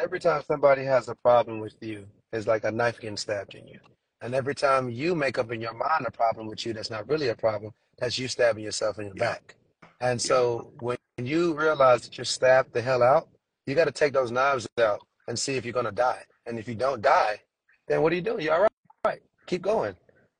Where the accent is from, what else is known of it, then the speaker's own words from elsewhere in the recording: Trinidad & Tobago; born there; I was born in Trinidad. Let me take it back to my roots.